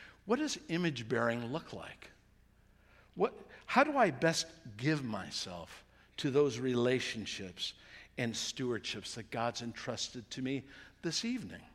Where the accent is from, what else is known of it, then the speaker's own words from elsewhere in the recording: United States; we're good American Christians